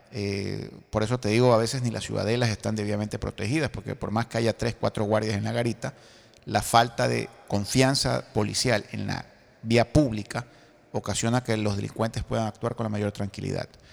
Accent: Guayaquil, Guayas, Ecuador; mi ciudad natal, que es Guayaquil

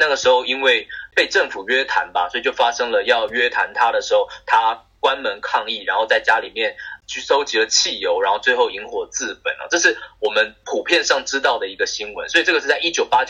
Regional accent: Taiwan; 我们台湾人认为言论自由是应该往百分之百的方向追求的。

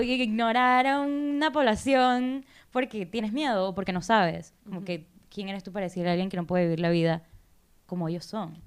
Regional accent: Panama; soy mujer, soy panameña

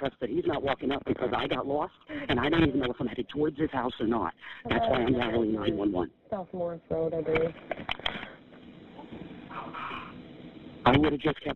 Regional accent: New York, United States; now in Central Islip, United States; I'm here in Detroit. I'm from New York.

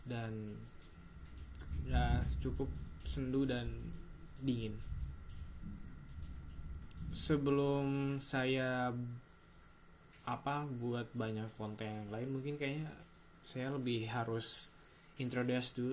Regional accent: Tasikmalaya, West Java, Indonesia; also born or lived in Kalimantan; gue uh, lahir di Tasik besar di Kalimantan umur sampai umur 9-10 tahun dan kembali lagi di Tasik mengenyam pendidikan yang cukup lama di sini sampai sekiranya SMA

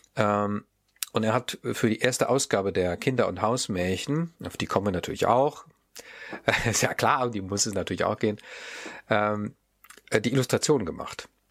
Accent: Mannheim, Baden-Württemberg, Germany; ich komme ja zufälligerweise aus Mannheim

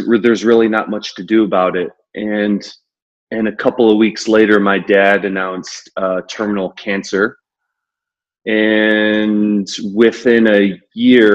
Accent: Ohio, United States; moved away as an adult; also born or lived in Chicago, United States; now in Brooklyn, New York, United States; While I've been in New York for 17 years, I grew up in Ohio

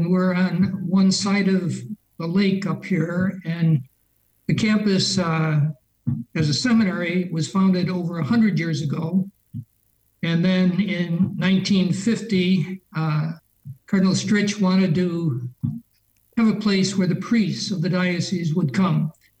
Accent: Chicago, Illinois, United States; So I was born on the south side of Chicago. Dick, I'm a native Chicagoan, and my parents lived in Christ the King Parish on the south side there.

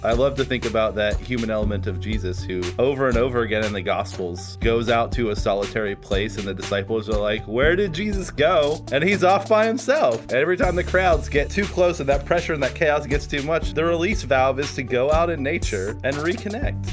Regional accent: Pittsburgh, Pennsylvania, United States; also born or lived in West Virginia; now in Morgantown, United States; I grew up in Pittsburgh, Pennsylvania, just south of Pittsburgh, actually.

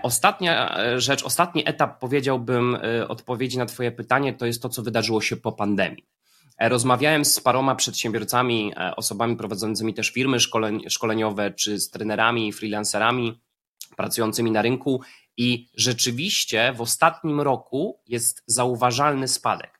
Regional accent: Poznań, Greater Poland, Poland; Ja jestem z Poznania

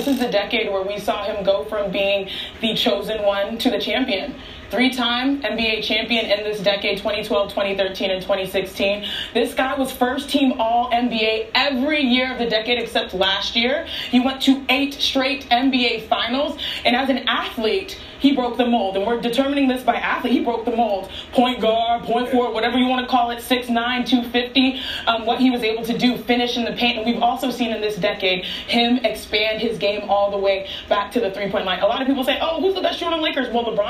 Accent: Nigeria; You know, we're Nigerian. We got to stick together

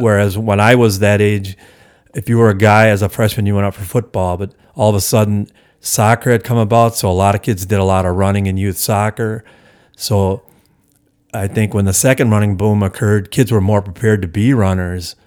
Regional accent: Hales Corners, Wisconsin, United States; also born or lived in Milwaukee; it's the village I grew up in, you know, my hometown, so to speak.

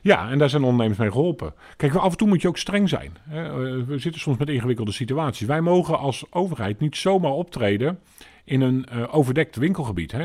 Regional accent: Alblasserdam, South Holland, Netherlands; also born or lived in Papendrecht; En zo kwam ik uiteindelijk in aanraking met Alblasserdam. En ehm, ben hier dus eigenlijk ook wel voor een deel opgegroeid

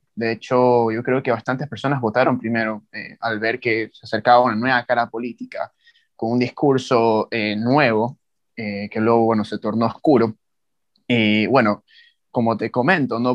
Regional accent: Ecuador; joven ecuatoriano

